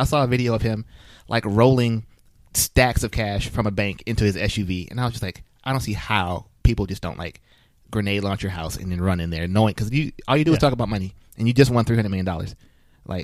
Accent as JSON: {"language": "English", "country": "United States", "said": "as an American"}